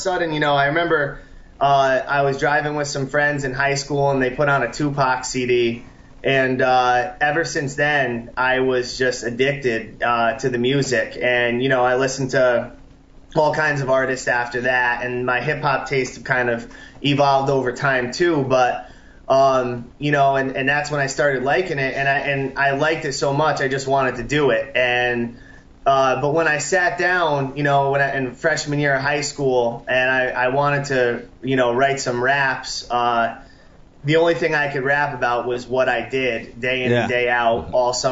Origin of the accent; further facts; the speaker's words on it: New Haven, Connecticut, United States; Connecticut. I grew up on Long Island Sound. That's my home water. New Haven area